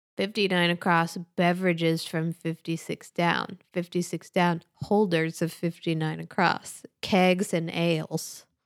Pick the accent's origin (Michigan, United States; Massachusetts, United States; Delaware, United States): Massachusetts, United States; Worcester; moved away; my hometown